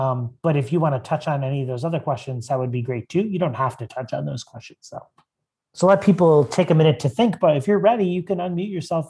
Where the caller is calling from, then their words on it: Conshohocken, Pennsylvania, United States; I'm joining from Conshohocken, Pennsylvania. Lovely dwelling by the river.